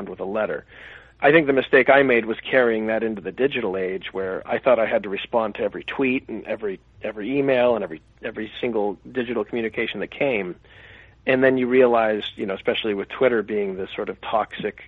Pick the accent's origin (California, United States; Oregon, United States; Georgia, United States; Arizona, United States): Arizona, United States; Phoenix; I grew up in Phoenix, and I, you know, lived in a small town